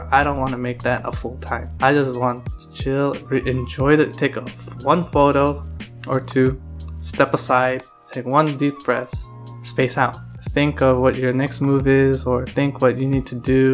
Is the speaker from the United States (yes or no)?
yes; San Francisco, California, United States; also born or lived in Palm Springs, California; I came to San Francisco in 95